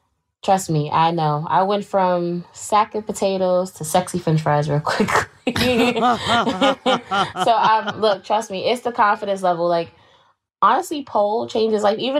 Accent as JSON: {"language": "English", "town": "Queens", "region": "New York", "country": "United States", "tie": "born or raised there", "said": "Always was traveling throughout the boroughs because I'm from Queens."}